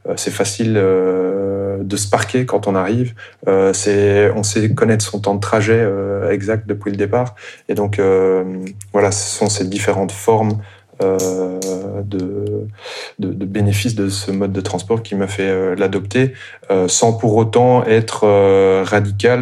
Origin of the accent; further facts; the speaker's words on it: Brussels, Brussels-Capital Region, Belgium; je suis euh, bruxellois d'origine